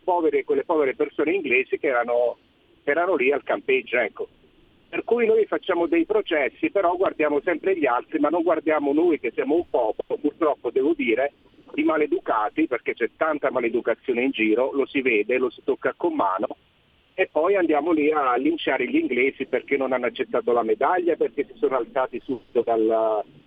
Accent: province of Salerno, Campania, Italy; io sono originario della provincia di Salerno

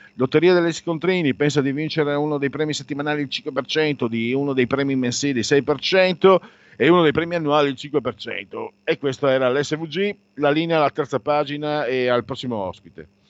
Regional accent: Friuli-Venezia Giulia, Italy; Io vengo dal Friuli e la mia generazione è stata devastata da quella bestia che si chiama eroina.

